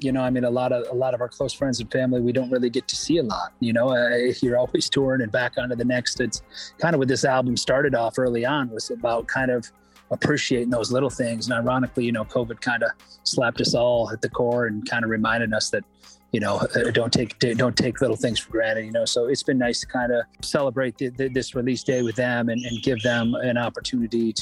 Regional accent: Michigan, United States; I'm from Michigan, so Eastern time zone.

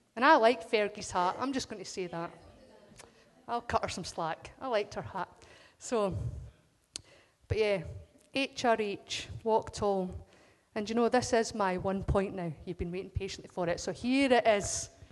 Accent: Scotland, United Kingdom; as us Scots, there's just something that says we're Scottish first.

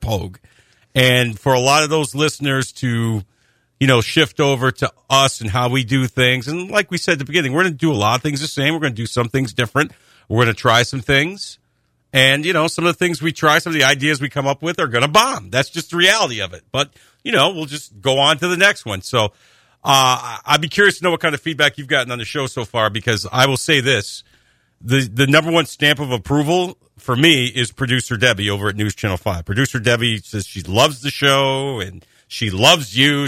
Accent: Rome, New York, United States; moved away; also born or lived in Syracuse, New York; I grew up like 45 miles east of there, and all the Syracuse stations were broadcast in my hometown of Rome, Westmoreland, New York

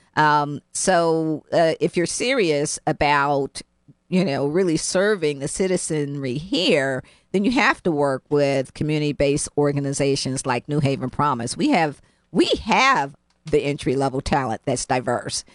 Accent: Cleveland, Ohio, United States; now in New Haven, United States; I grew up in Cleveland, Ohio

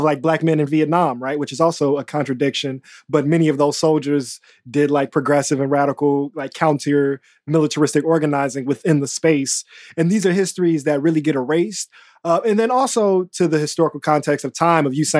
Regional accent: Chicago, Illinois, United States; as a Chicagoan

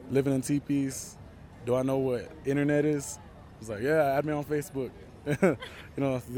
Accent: Omaha, Nebraska, United States; I'm from Omaha, Nebraska, and come from the Omaha and Lakota tribes.

